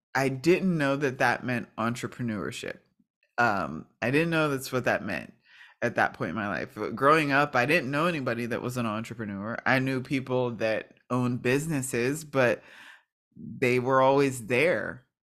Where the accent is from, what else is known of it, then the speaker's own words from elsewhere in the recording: New Kensington, Pennsylvania, United States; I am originally from Pittsburgh, Pennsylvania, and, well, it's a small town called New Kensington